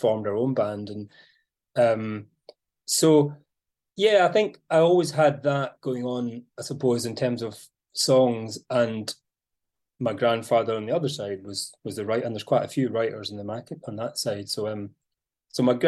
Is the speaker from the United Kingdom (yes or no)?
yes; Mull, Scotland, United Kingdom; growing up in Mull